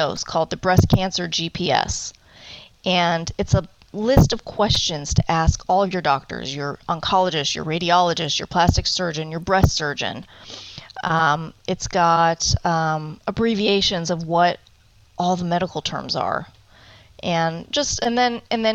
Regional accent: Cleveland, Ohio, United States; now in Arizona, United States; I am originally from Cleveland, Ohio, and I've been in Arizona for 21 years now.

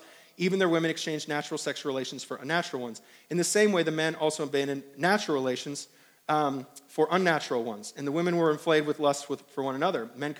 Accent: New York, United States; I don't know if it's because I'm coming from New York and it's like all these palmetto bugs down here

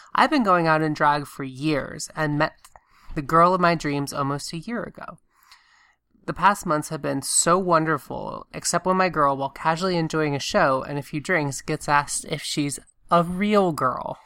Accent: Augusta, Georgia, United States; moved away; when I was growing up in Augusta, Georgia

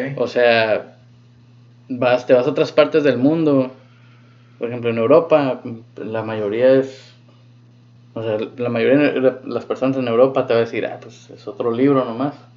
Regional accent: Mexico; moved away; also born or lived in United States; como católicos que crecimos en México

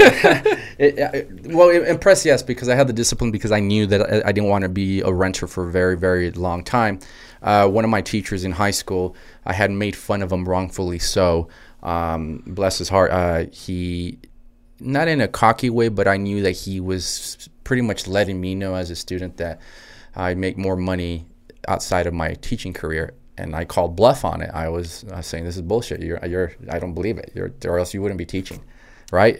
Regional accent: El Paso, Texas, United States; also born or lived in Anthony, Texas / Los Angeles / New York City; born and raised in El Paso, Texas

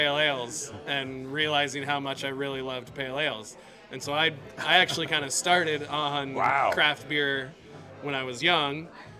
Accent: Red Lodge, Montana, United States; moved away as an adult; now in Kansas City, United States; grew up in a small town in Montana, and we had our own small craft brewery in our town. So I grew up in Red Lodge

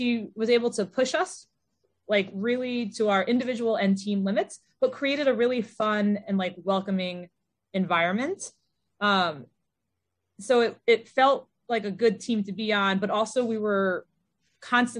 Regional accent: Connecticut, United States; I'm from Connecticut

